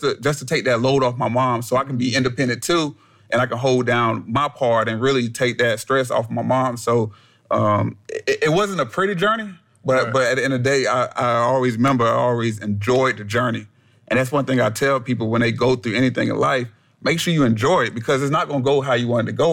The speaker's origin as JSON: {"language": "English", "town": "Columbia", "region": "South Carolina", "country": "United States", "tie": "born or raised there", "said": "I was born in Columbia, South Carolina"}